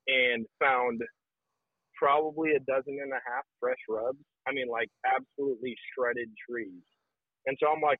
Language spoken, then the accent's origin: English; Wisconsin, United States; moved away; growing up in Wisconsin